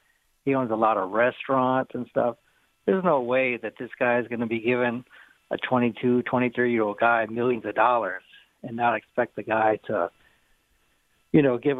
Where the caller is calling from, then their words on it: Houston, Texas, United States; I'm calling from Houston